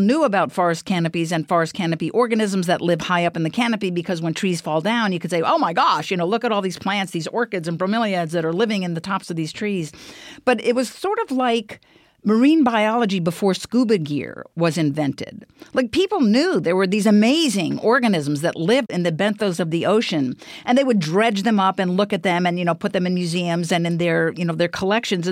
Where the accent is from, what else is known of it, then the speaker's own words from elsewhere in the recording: Bethesda, Maryland, United States; I grew up in Bethesda, Maryland. It's a suburb of Washington, D.C.